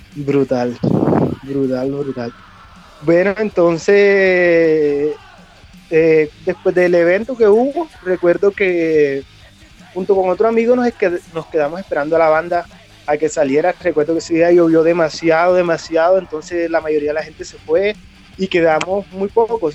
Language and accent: Spanish; Colombian coast, Córdoba, Colombia; now in Bogotá, Colombia; actualmente vivo en Bogotá. Eh, soy de eh, soy de Córdoba, de la costa de Colombia